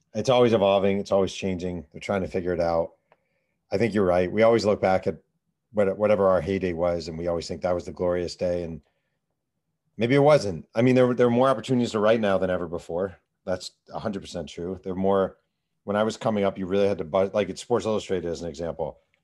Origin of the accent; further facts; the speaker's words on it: New York, United States; I grew up in New York. I was thirteen, fourteen that summer.